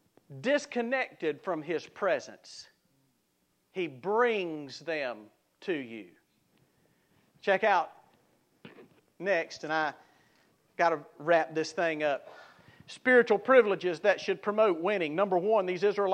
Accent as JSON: {"language": "English", "region": "South Mississippi", "country": "United States", "tie": "born or raised there", "said": "I grew up in South Mississippi"}